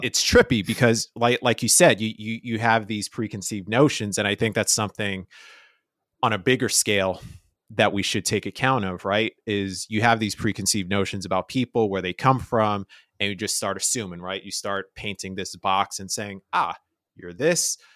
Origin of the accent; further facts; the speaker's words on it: New York City, New York, United States; I was Spanish Harlem